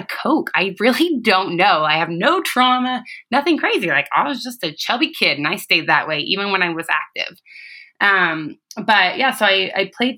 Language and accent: English; Idaho, United States; also born or lived in Boise, Idaho; I am from Idaho, born and raised here. I was born and raised in a small mountain town, but I live in Boise